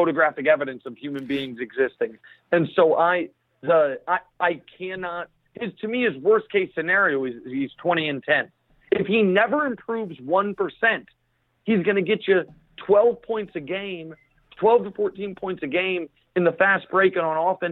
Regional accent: Kansas City, Missouri, United States; now in New York, United States; I live in New York, but I'm not from here. I'm from Kansas City, Missouri.

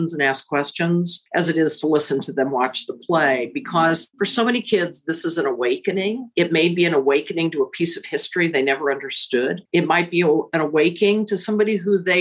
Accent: Central Illinois, United States; also born or lived in Chicago, Illinois; now in Indianapolis, United States; I was raised in Central Illinois

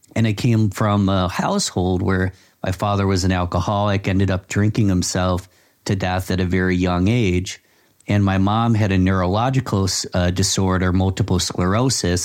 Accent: Rochester, New York, United States; my hometown of Rochester, New York

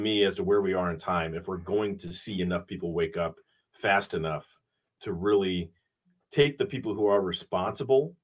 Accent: Wilmette, Illinois, United States; I grew up in Wilmette

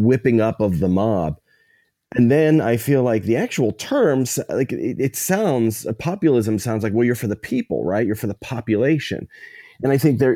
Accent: New Kensington / Lower Burrell, outside Pittsburgh, Pennsylvania, United States; my hometown, a little town outside of Pittsburgh, New Ken, Lower Borough

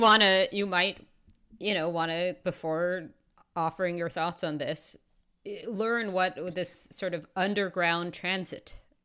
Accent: New York City, New York, United States; moved away as an adult; now in Toronto, Canada; I Grew up in New York City.

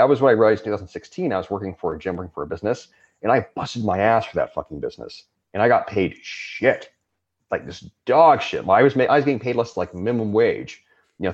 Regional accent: Southern California, United States; where I grew up in the United States, in California, Southern California

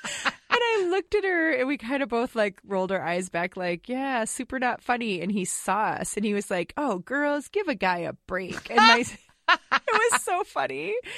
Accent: Wisconsin, United States; now in Woodbury, United States; I'm from Wisconsin, so it's kind of like a mishmash, right?

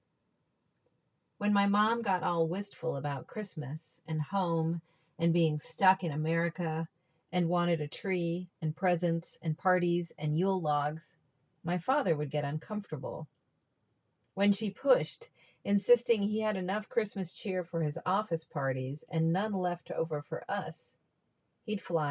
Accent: Reston, Virginia, United States; I'm from Northern Virginia, 40 minutes outside of DC. I was raised in a town called Reston

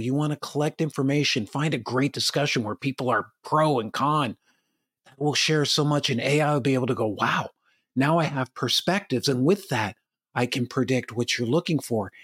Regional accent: Madison, New Jersey, United States; now in Chico, United States; I live in Chico, California. It's way different than when I grew up in Madison, New Jersey

